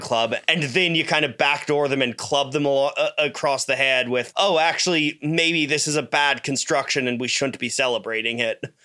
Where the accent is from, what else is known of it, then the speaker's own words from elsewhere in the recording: Canada; I'm Canadian